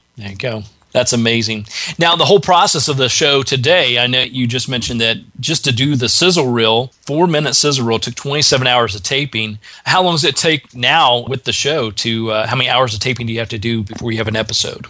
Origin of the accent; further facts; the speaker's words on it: Indiana, United States; now in Georgia, United States; I grew up in Indiana, so I'm an original Midwestern uh, boy myself.